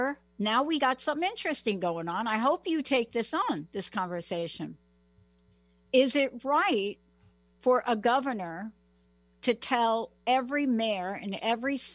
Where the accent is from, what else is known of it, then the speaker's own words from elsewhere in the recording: United States; also born or lived in New Jersey; I come from New York. I mean, I'm from New York and New Jersey